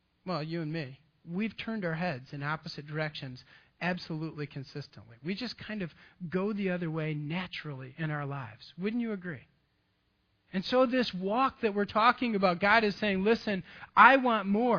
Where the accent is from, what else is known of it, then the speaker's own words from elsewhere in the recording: Grand Haven, Michigan, United States; I'm from West Michigan